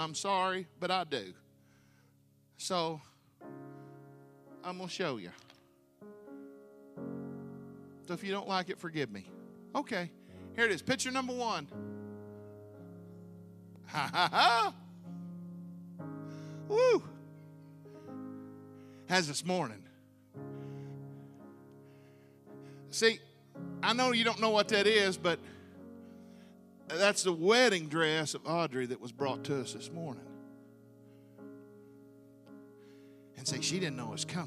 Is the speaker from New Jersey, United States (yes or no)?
no; Arkansas, United States; I'm from Arkansas